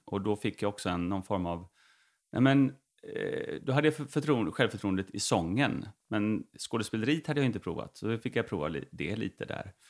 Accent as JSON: {"language": "Swedish", "town": "Veberöd", "region": "Skåne", "country": "Sweden", "tie": "born or raised there", "also_born_or_lived": "Uppsala", "said": "utanför, på Romelåsen heter det, utanför mm. Vebröd"}